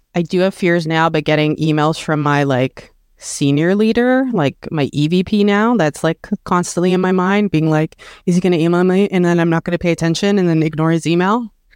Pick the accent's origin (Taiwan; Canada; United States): Canada; born or raised there